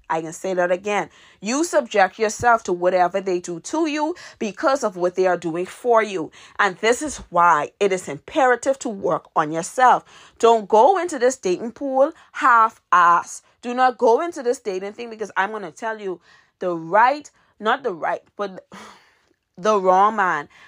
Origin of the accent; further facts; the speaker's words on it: Nassau, New Providence, Bahamas; my hometown, which is Nassau, Bahamas.